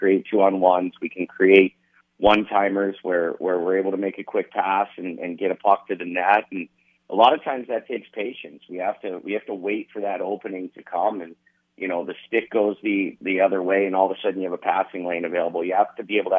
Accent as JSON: {"language": "English", "town": "Youngstown", "region": "Ohio", "country": "United States", "moved": "yes", "lives_now": "Lincoln, United States", "said": "I'm from Youngstown."}